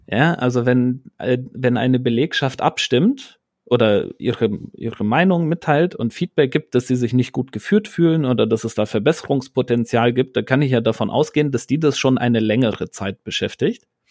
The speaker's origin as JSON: {"language": "German", "region": "Rhineland", "country": "Germany", "said": "ich bin ja Rheinländer"}